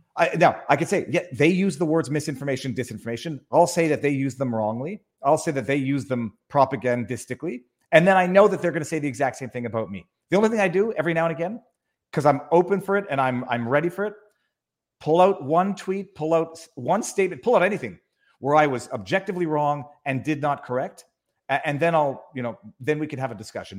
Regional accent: Montreal, Quebec, Canada; born and raised in Montreal

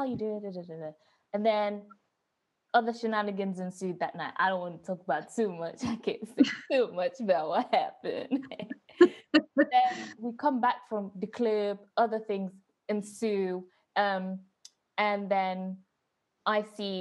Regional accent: Coventry, West Midlands, United Kingdom; I'm from Coventry

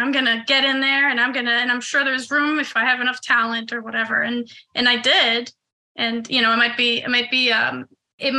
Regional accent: Israel; moved away as an adult; also born or lived in New York, United States; now in Los Angeles, United States; I was born in New York, but I grew up in Israel since I was 8. So 8 to 21, I was in Israel

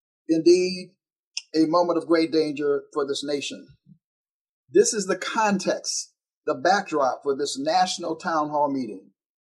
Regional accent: Pittsburgh, Pennsylvania, United States; I grew up in part in the Hill District up that way. So I have a special affinity for the city of Pittsburgh.

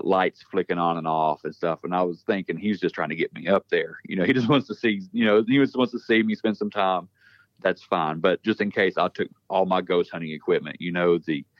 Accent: West Virginia, United States; moved away as an adult; also born or lived in Louisiana; I'm from West Virginia, but I was stationed in Louisiana for 6 years down there

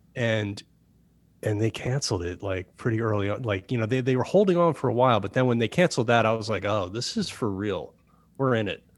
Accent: Chatham, New Jersey, United States; moved away as an adult; also born or lived in New York; now in Los Angeles, United States; in the part of Jersey where I grew up, I grew up in Chatham

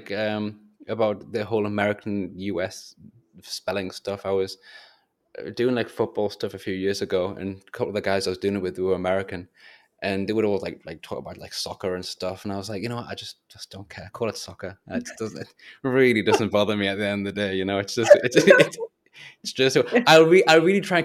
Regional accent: England, United Kingdom; I'm English

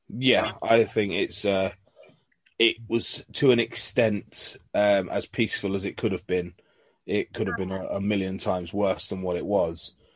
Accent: London, United Kingdom; now in North of England, United Kingdom; originally, I'm from North London myself.

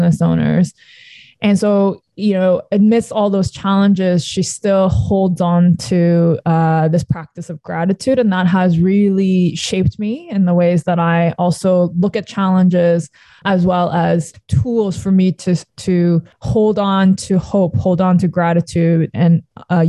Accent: Toronto, Ontario, Canada; also born or lived in Sydney, Australia / South Korea; I was born in Sydney, Australia. And my parents moved back to South Korea where they're from. And so my childhood was in Korea. I was there until I was 8 years old and then moved to Canada at that point

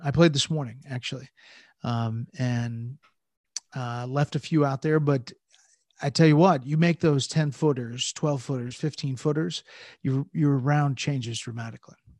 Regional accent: Atlanta, Georgia, United States; moved away; also born or lived in New Jersey; I moved from New Jersey to Atlanta

